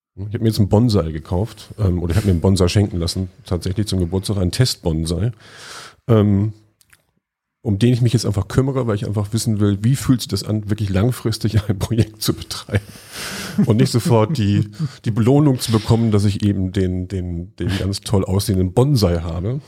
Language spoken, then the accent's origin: German; Lüneburg, Lower Saxony, Germany; moved away; in meiner Heimatstadt Lüneburg